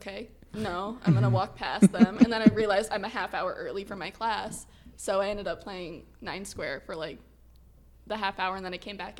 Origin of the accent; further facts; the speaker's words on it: Coventry, Rhode Island, United States; I'm from Coventry, Rhode Island.